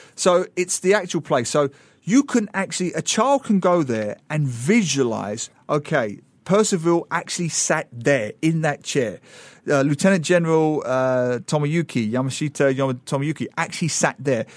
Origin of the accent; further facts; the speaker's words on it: Dagenham, London, United Kingdom; moved away; also born or lived in Geelong, Australia / Singapore; I grew up in Dagenham